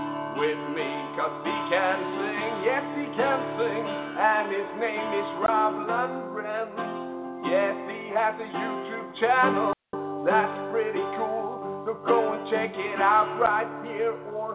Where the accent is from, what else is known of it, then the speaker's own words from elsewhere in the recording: Norway; Yeah, but he's from Sweden, I'm from Norway, and we're both from Scandinavia, and that's pretty cool, but we're not from the same country.